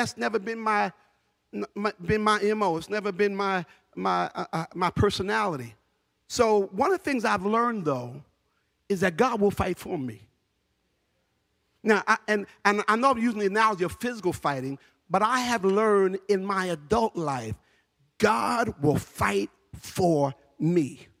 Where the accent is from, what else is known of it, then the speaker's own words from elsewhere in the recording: Newark, New Jersey, United States; just to let anybody know I'm from Newark. You fought.